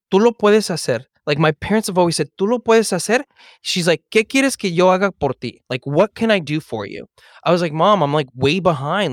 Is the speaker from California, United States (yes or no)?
yes; Los Angeles, California, United States; I grew up in Eagle Rock